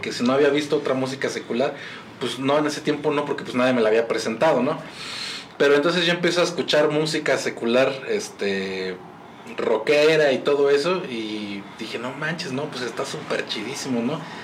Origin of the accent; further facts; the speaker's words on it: Mexico; also born or lived in Monterrey; aquí como mexicano